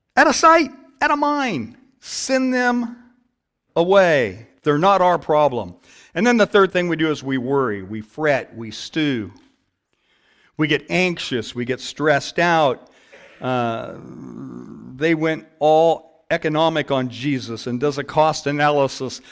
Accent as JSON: {"language": "English", "town": "Downey", "region": "California", "country": "United States", "tie": "born or raised there", "said": "I grew up in Downey, and a church down the street actually had bingo night"}